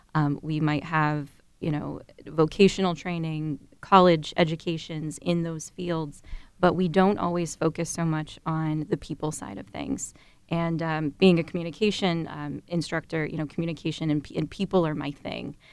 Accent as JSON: {"language": "English", "town": "Dover", "region": "Ohio", "country": "United States", "tie": "born or raised there", "said": "I'm originally from Dover, Ohio. So I grew up on a two hundred acre registered Holstein dairy farm"}